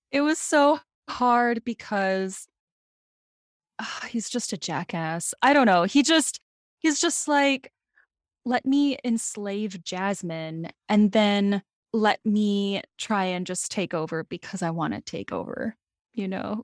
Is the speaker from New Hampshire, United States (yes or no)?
no; South Dakota, United States; I'm from South Dakota, so I'm also from the Midwest